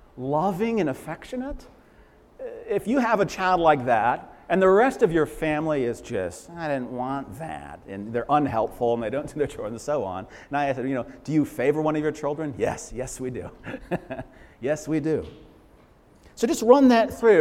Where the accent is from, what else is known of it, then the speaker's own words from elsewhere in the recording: Leominster, Massachusetts, United States; I grew up in Leominster